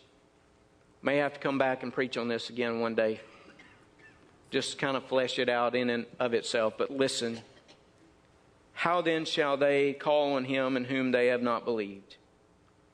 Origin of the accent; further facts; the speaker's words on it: Mississippi, United States; They asked me where I was from, and I said, Mississippi. So they could tell that by my accent